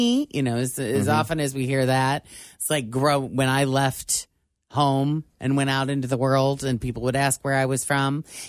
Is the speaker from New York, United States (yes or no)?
no; Cuba, Illinois, United States; moved away; I'm from Cuba, Illinois, and there's Cubas all over the place.